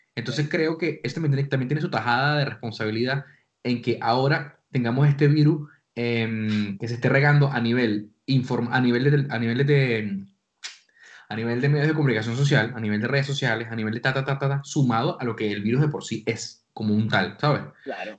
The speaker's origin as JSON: {"language": "Spanish", "country": "Venezuela", "tie": "born or raised there", "moved": "yes", "lives_now": "Spain", "said": "somos venezolanos los tres"}